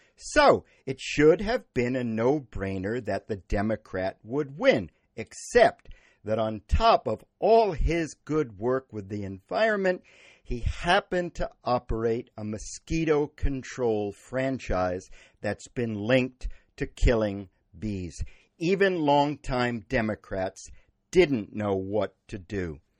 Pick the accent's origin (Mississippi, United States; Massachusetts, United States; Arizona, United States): Massachusetts, United States; Wellfleet; My hometown of Wellfleet